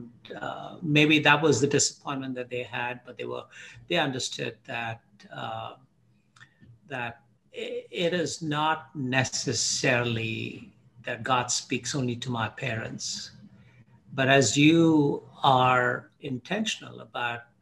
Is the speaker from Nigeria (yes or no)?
no; Hyderabad, Telangana, India; moved away as an adult; also born or lived in Mumbai, India / Dubai, United Arab Emirates / Bahrain; now in Canada; I grew up in Hyderabad in India